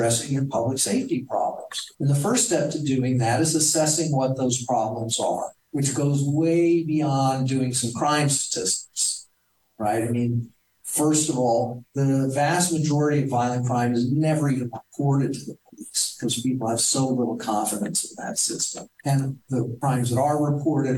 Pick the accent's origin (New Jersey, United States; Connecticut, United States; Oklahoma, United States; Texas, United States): Texas, United States; I did grow up with guns. I'm from Texas